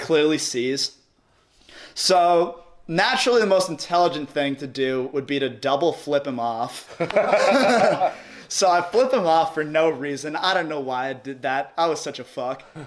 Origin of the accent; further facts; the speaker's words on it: Long Island, New York, United States; moved away as an adult; also born or lived in California; I'm from Long Island, Strong Island, we out here.